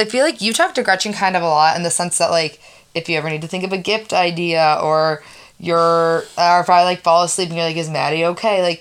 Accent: northern Indiana, United States; I'm from northern Indiana

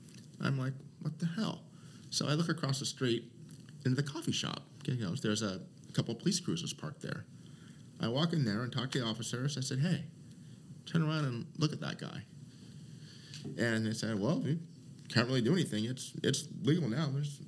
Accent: Portland, Oregon, United States; Northeast Portland.

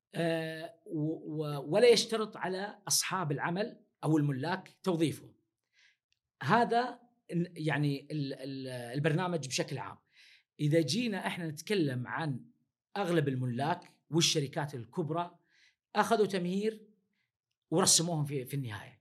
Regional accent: Saudi Arabia; عندنا في السعودية

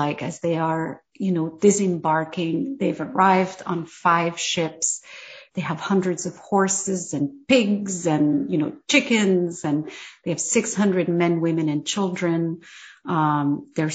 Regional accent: Morocco; as a Moroccan

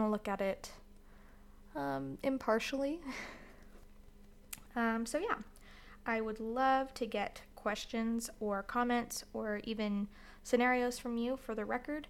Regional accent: Florida, United States; now in Utah, United States; I live in Utah right now, but I'm from Florida

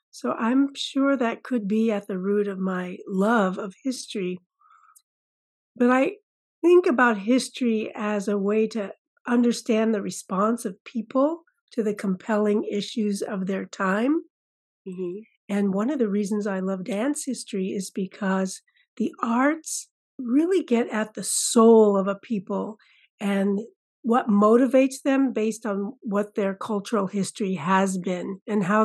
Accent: California, United States; also born or lived in Massachusetts; now in Oregon, United States; family moved out to the West Coast when I was about five years old. So I, I guess I consider myself a California girl ultimately. Yes, but I was born on the East Coast.

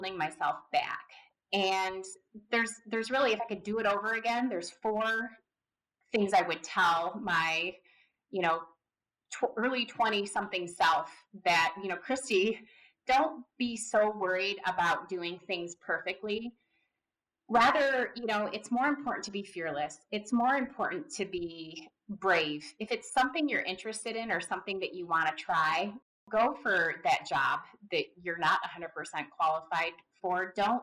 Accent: Southeast Michigan, United States; I grew up in Southeast Michigan. I grew up around cars

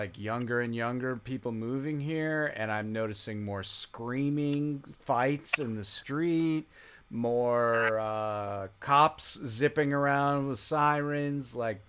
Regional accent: upstate New York, United States; My heart goes back to upstate New York because it's where I'm from.

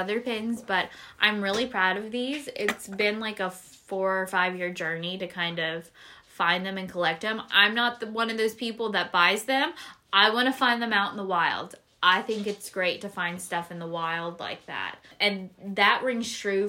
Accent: Alabama, United States; We're both from Alabama. We've lived here the majority of our lives

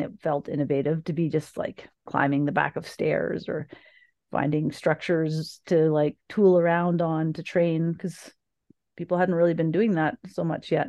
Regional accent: Niagara, Ontario, Canada; also born or lived in Thunder Bay, Ontario; I grew up in, uh, south of Niagara, well, in Niagara

